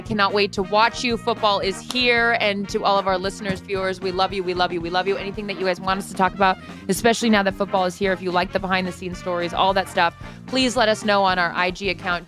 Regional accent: Seattle, Washington, United States; I'm from Seattle.

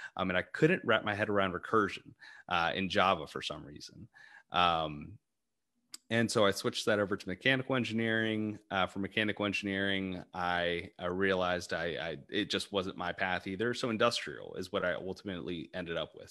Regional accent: Arlington, Virginia, United States; I'm originally from the Arlington area, um, in Virginia

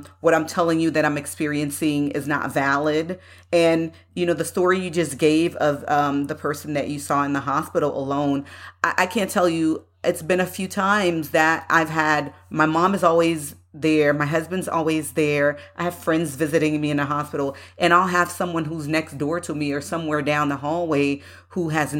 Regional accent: United States; I myself growing up in the United States

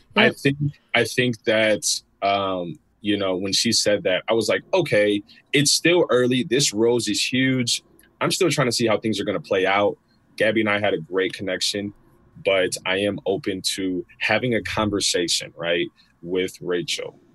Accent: Chicago, Illinois, United States; I'm 31 from the Chicagoland area

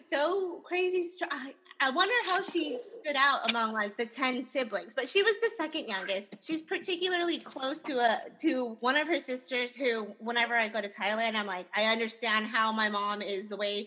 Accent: United States; our childhoods and growing up in America

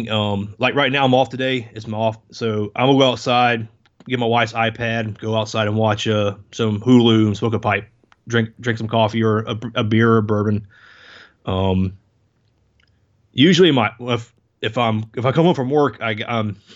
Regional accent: South Carolina, United States; born there; also born or lived in Denmark; I was born in South Carolina, but I was a military brat the first 10 years of my life. My dad was Air Force, moved around. I actually spent time in Denmark when

